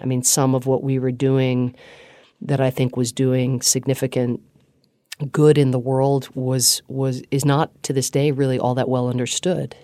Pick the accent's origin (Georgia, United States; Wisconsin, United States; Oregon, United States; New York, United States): Georgia, United States; Atlanta; also born or lived in Ireland / Pittsburgh, Pennsylvania; experienced as a kid nothing other than a warm welcome in Pittsburgh, Pennsylvania initially, and then I went to high school in Atlanta, Georgia